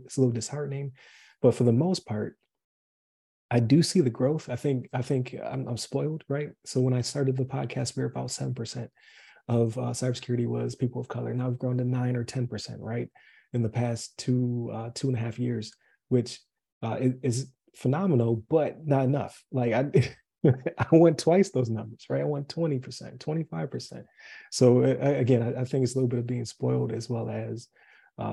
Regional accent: Buffalo, New York, United States; moved away as an adult; I'm from Buffalo

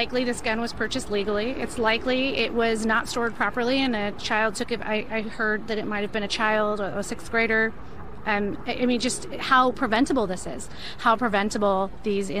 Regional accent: Highland Park, Illinois, United States; I'm from Highland Park

